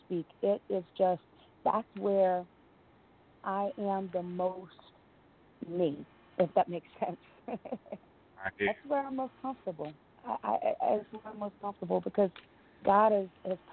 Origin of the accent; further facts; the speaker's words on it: New Jersey, United States; I am from New Jersey